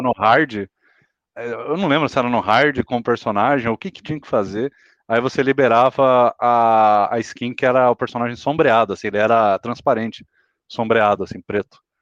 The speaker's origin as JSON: {"language": "Portuguese", "region": "interior of Mato Grosso", "country": "Brazil", "tie": "born or raised there", "moved": "yes", "said": "lá na minha cidade, do, no, no interiorzão do Mato Grosso, ainda morando lá"}